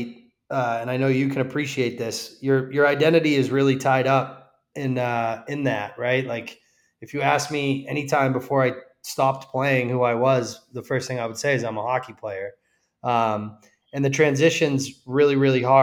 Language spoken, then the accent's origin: English; Massachusetts, United States; I grew up in Massachusetts